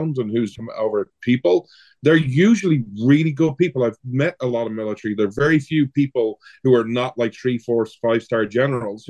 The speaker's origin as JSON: {"language": "English", "country": "Ireland", "moved": "yes", "lives_now": "United States", "said": "I'm an Irish guy who lives in America"}